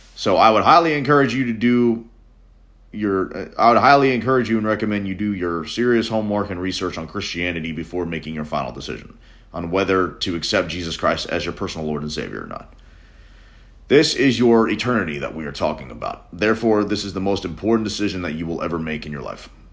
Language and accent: English; Nashville, Tennessee, United States; I'm a musician from Nashville, Tennessee